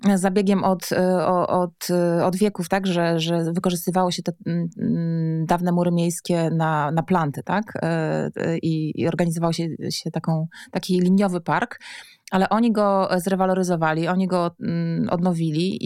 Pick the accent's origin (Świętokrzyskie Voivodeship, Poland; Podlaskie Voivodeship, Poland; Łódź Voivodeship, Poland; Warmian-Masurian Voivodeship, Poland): Warmian-Masurian Voivodeship, Poland; also born or lived in Warsaw; Ja pochodzę w ogóle z Warmii i Mazur